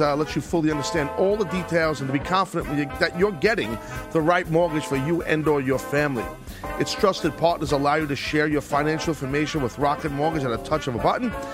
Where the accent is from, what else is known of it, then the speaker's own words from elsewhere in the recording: New York City, New York, United States; my hometown at Madison Square Garden